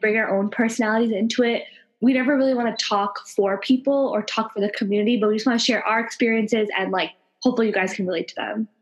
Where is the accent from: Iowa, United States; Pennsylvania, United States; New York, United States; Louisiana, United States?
New York, United States; Long Island; I was born and raised in New York, and as you can see, we're very New York like mm-hmm. nationality, and we were both on Long Island